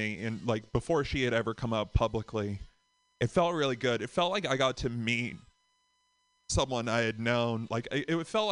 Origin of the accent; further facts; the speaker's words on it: Boston, Massachusetts, United States; from Boston